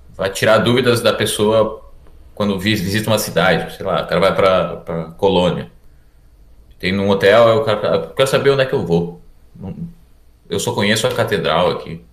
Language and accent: Portuguese; Erechim, Rio Grande do Sul, Brazil; moved away as an adult; also born or lived in Porto Alegre; now in Germany; Eu sou do norte do Rio Grande do Sul. Ah, uma cidade chamada Erechim